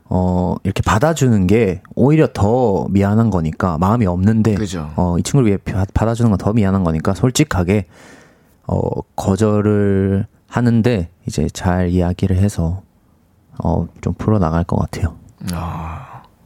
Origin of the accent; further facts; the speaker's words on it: Busan, South Korea; accent: Busan dialect; moved away; 고향이 부산인데